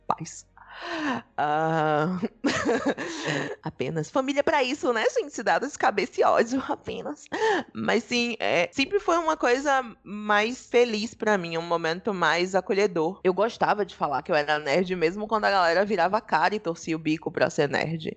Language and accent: Portuguese; Salvador, Bahia, Brazil; sou daqui de Salvador